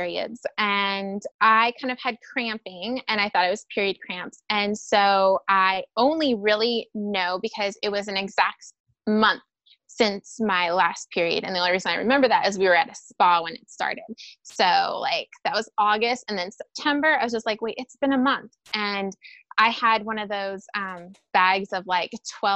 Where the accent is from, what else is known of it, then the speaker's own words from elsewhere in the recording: Riverside, California, United States; moved away as an adult; also born or lived in Redlands, California; now in El Paso, United States; I'm born and raised in Riverside, which is very close to Redlands, California